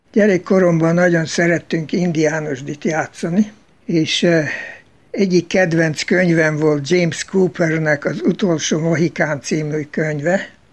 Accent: Baja, Bács-Kiskun, Hungary; moved away as an adult; also born or lived in Austria; now in United States; Baján születtem, ahol volt egy sziget, ahol az osztálytársaimmal, akik szerették ugyancsak az indiános dolgokat, oda jártunk ki

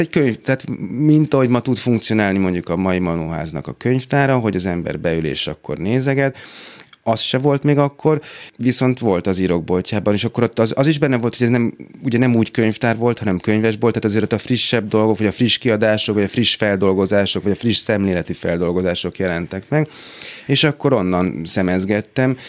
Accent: Budapest, Hungary; itt nőttem fel a hatodik kerületben

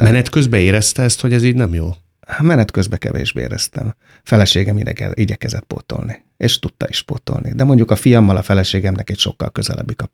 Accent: Hungary; Hát én, nagyon-nagyon-nagyon öntudatos magyar vagyok, de én büszke arra vagyok, amit én csináltam, és nem arra, amit születtem aminek születtem.

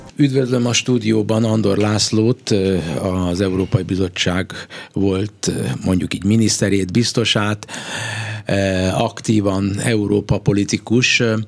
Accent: Hungary; Magyarországról jövök

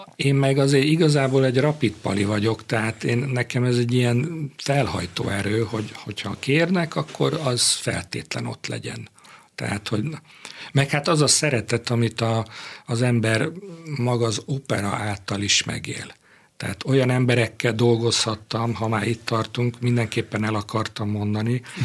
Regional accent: Budapest, Hungary; born or raised there

